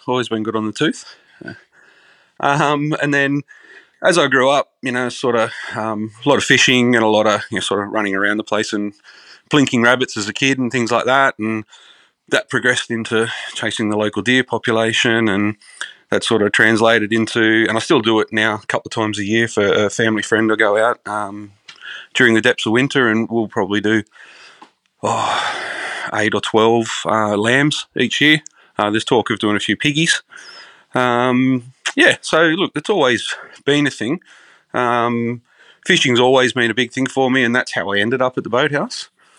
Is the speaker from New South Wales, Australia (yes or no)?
yes; Moralia, New South Wales, Australia; Grew up in a semi, well, it was a very rural area growing up, but, you know, like with the way Sydney's growing now, it's right on the doorstep. Little town called Moralia out in the Hawkesbury. Grew up on acres.